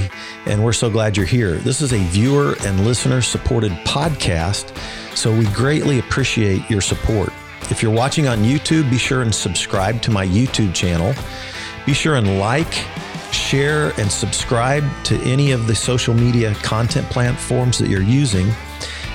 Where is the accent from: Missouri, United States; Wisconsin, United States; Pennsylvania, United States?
Missouri, United States; Kansas City; a Northlander